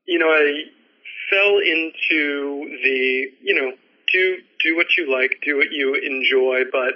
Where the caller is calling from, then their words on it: New York City, New York, United States; So I'm calling from New York City